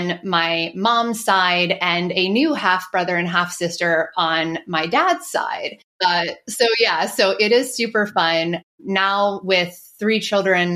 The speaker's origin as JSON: {"language": "English", "region": "northwest New Jersey", "country": "United States", "tie": "born or raised there", "said": "I was born and raised in New Jersey. And if for anyone that is familiar with the state, the northwest portion of New Jersey"}